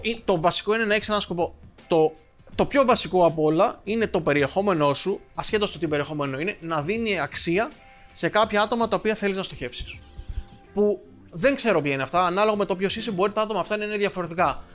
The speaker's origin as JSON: {"language": "Greek", "town": "Rhodes", "region": "South Aegean", "country": "Greece", "tie": "born or raised there", "said": "Μεγάλωσα στη Ρόδο"}